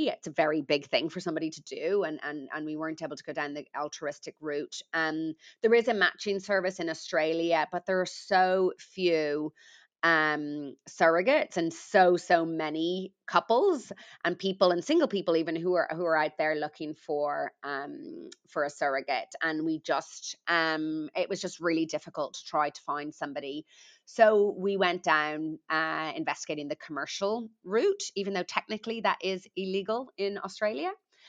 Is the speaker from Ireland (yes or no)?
yes; Ireland; I'm Irish, although I don't think I've got an accent.